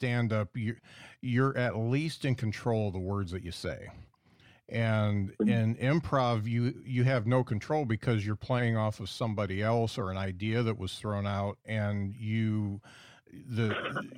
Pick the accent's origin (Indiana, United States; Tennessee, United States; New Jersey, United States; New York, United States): Indiana, United States; South Bend; I come from Indiana, not too far from you're East Chicago